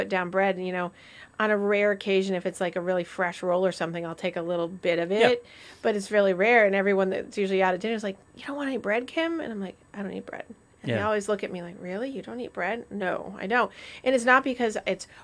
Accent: Vermont, United States; growing up, I used to go to this place called the White Cottage in Vermont. So I'm from Vermont

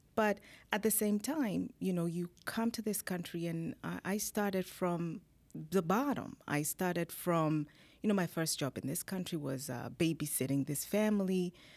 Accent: Kenya; moved away as an adult; now in United States; I'm originally from Kenya, born in Kenya. I came to this country, uh, now it's twenty years ago through the Green Card program

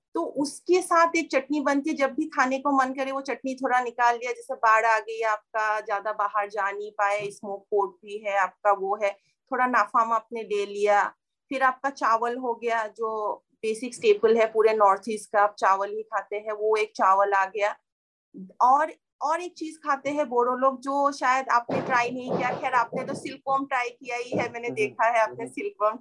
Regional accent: Tezpur, Assam, India; moved away; तेजपुर जब मैं पैदा हुई थी एटीज में काफी छोटा सा शहर टाउन था

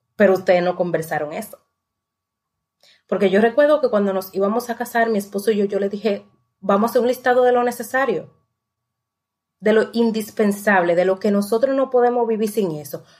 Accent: La Romana, Dominican Republic; yo soy de la Romana

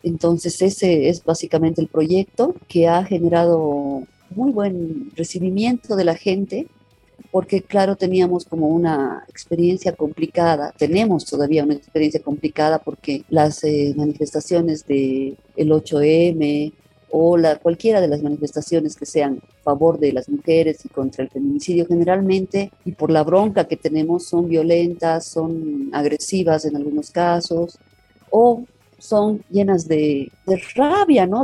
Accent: Tarija, Bolivia; now in La Paz, Bolivia; Yo soy tarijeña, pero vivo en La Paz hace muchos años.

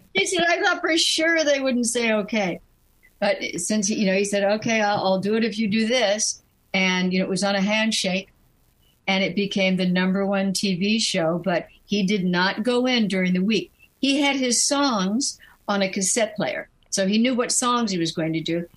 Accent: New York, United States; I was born in New York

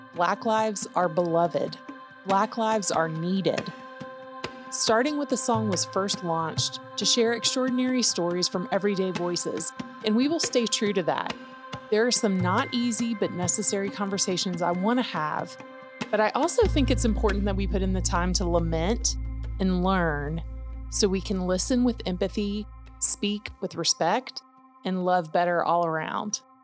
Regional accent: Atlanta, Georgia, United States; growing up in Atlanta

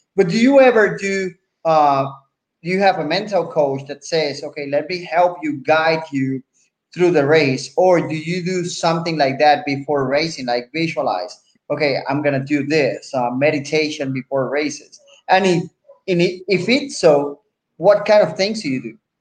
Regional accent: Puerto Rico; accent: Puerto Rican; English is a second language; I'm from Puerto Rico

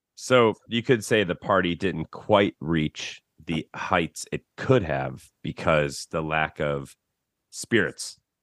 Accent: Chicago, Illinois, United States; now in Austin, United States; growing up in Chicago

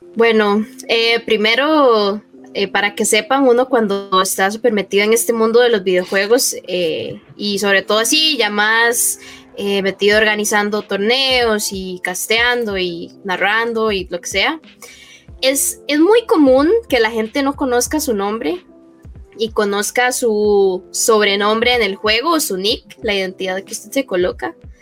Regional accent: Heredia, Costa Rica; aquí eh, en Heredia, de donde yo soy.

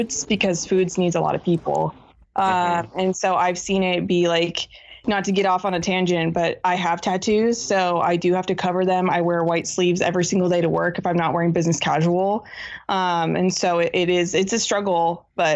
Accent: Washington, United States; I grew up in Washington State

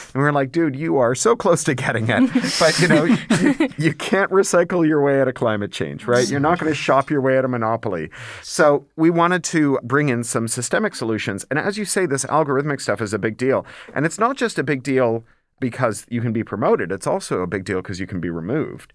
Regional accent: Toronto, Ontario, Canada; when I was growing up in Toronto

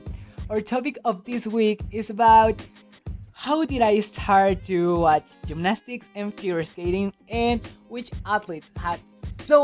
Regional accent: Mexico; English is a second language; I'm Mexican, so English is not my first language

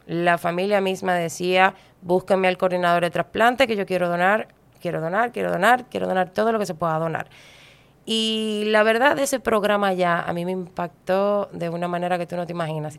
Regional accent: Dominican Republic; en mi país

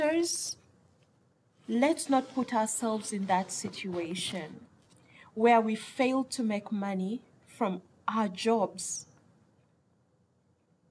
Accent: Uganda; I come from Uganda, my beautiful country, Uganda

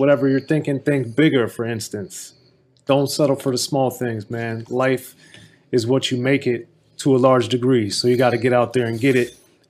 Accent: Maryland, United States; as a kid growing up in Maryland

